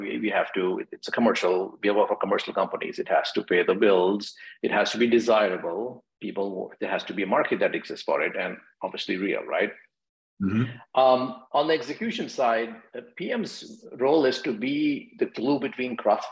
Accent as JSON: {"language": "English", "town": "New Delhi", "region": "Delhi", "country": "India", "tie": "born or raised there", "also_born_or_lived": "Virginia, United States / Seattle, United States / San Francisco Bay Area, United States", "moved": "as an adult", "lives_now": "Washington, D.C., United States", "said": "I grew up in India, New Delhi, and I migrated to the US in early 2000s to go to grad school at Virginia Tech."}